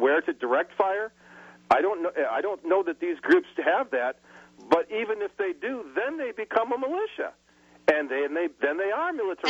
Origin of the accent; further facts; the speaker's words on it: Michigan, United States; moved away; I was home to my uh, my home state of Michigan just uh, last month